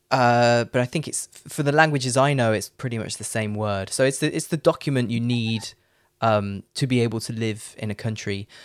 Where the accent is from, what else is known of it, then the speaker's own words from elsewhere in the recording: Leicester, East Midlands, United Kingdom; moved away as an adult; also born or lived in Netherlands / London / Phnom Penh, Cambodia / Paris, France; now in Frankfurt, Germany; I'm from Leicester